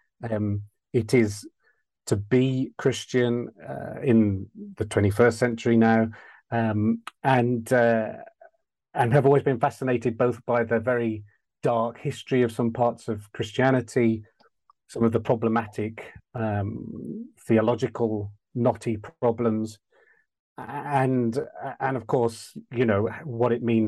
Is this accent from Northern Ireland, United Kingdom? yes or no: no; West Midlands of England, United Kingdom; I grew up in the West Midlands of England